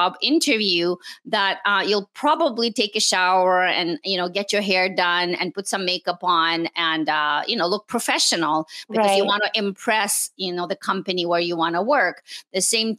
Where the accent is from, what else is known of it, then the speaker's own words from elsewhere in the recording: Montreal, Quebec, Canada; English is a second language; also born or lived in Moscow, Russia; I was born in Moscow, Russia. And my family immigrated to Canada in the late 70s. So we actually live in Montreal. And I went to school in French, and then I learned English